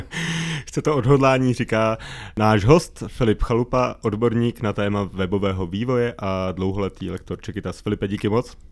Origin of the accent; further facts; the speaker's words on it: České Budějovice, South Bohemian Region, Czechia; já jsem třeba z Českých Budějovic